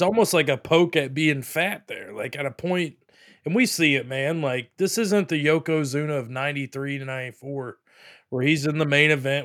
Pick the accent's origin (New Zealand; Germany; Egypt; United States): United States; Pensacola Beach, Florida; I'm from Pensacola Beach, you know, love it here, but, uh, Florida, obviously.